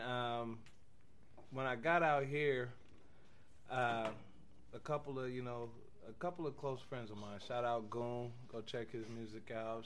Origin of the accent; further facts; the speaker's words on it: Tacoma, Washington, United States; now in Wyoming, United States; I come from Tacoma, Washington